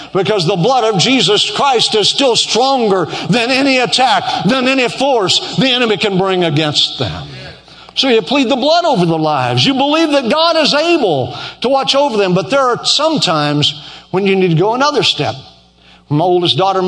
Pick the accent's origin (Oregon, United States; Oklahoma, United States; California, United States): Oklahoma, United States; moved away; I'm from Oklahoma